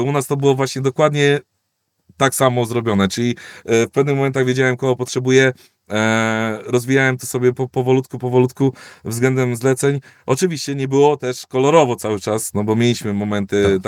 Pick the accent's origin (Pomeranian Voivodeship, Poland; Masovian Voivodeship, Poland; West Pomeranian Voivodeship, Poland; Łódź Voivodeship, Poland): Łódź Voivodeship, Poland; Koluszki; z mojego rodzinnego miasta Koluszki jeździłem do Warszawy dzień w dzień